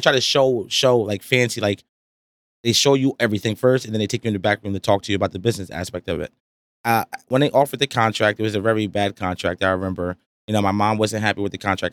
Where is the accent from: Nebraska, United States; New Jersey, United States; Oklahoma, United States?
New Jersey, United States; Rahway; I'm from Rahway, you know, New Jersey.